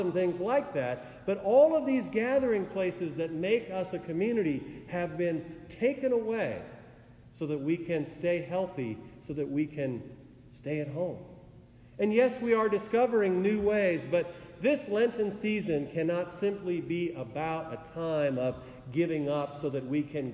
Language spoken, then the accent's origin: English; Oregon, United States; moved away; my home state where I grew up